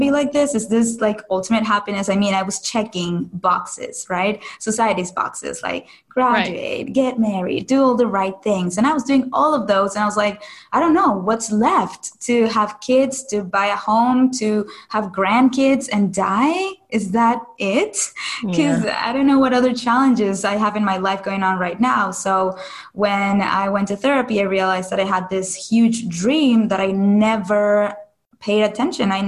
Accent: Caracas, Capital District, Venezuela; moved away as an adult; now in United States; I am originally from Caracas, Venezuela, and I moved to the U.S. for college.

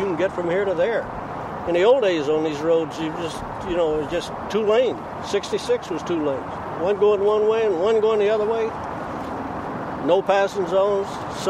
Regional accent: Oklahoma, United States; also born or lived in California; I was born and raised in Oklahoma, lived in California, and been out here since Navy brought me out here in 1952, I guess.

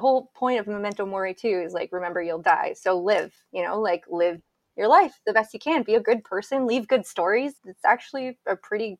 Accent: New Boston, New Hampshire, United States; I'm from New Boston, New Hampshire, and our cemetery has a stone

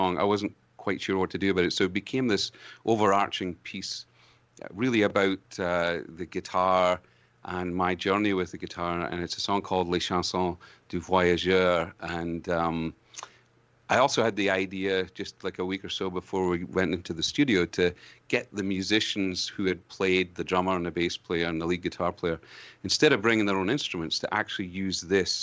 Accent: Scotland, United Kingdom; accent: brogue; now in Canada; as a Scotsman to discover more about this amazing country that I live

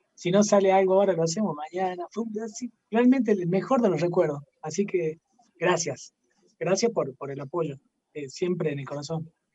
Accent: Jujuy, Argentina; Somos, somos jujeños, como decía hace rato, amamos el lugar donde hemos nacido

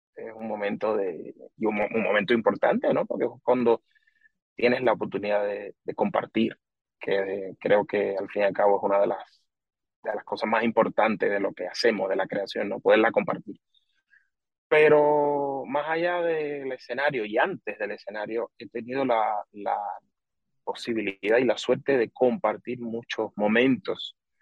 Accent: Pinar del Río, Cuba; born or raised there; now in Spain

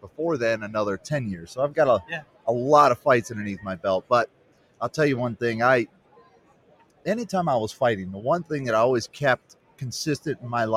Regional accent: United States; I grew up on the Chesapeake Bay

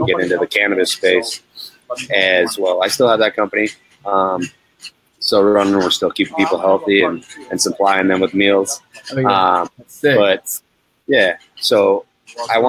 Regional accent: Montana, United States; moved away as an adult; I'm from Montana

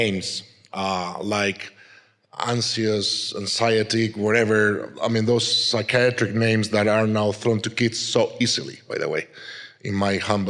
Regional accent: Madrid, Community of Madrid, Spain; English is a second language; also born or lived in Canary Islands, Spain; 3 years after, we moved to Madrid, and I was raised in Madrid. So I kind of consider myself a madrileño, a person from Madrid, because that's where I was grown

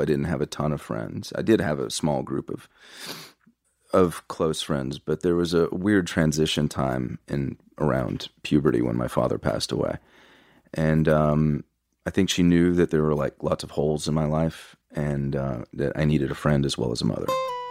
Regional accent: Texas, United States; So I'm from Texas.

